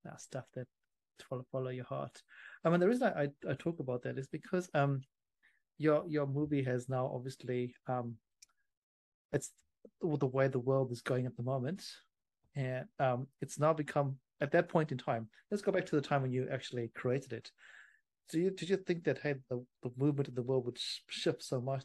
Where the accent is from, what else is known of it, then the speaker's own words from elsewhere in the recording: Zimbabwe; I grew up in Zimbabwe